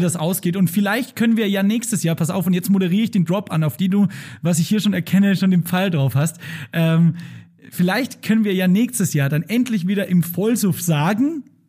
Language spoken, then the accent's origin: German; Straubing, Bavaria, Germany; now in Munich, Germany; das Straubinger Volksfest, also aus meiner Heimat